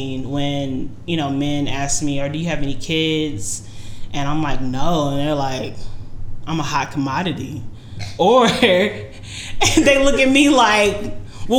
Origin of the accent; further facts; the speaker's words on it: United States; first language English; I was born in America. My first language is English